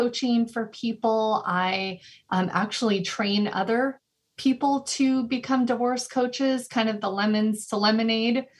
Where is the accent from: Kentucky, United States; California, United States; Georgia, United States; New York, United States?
California, United States; also born or lived in Chicago, Illinois; moved to California when I was about 9 years old, and I was actually raised by my dad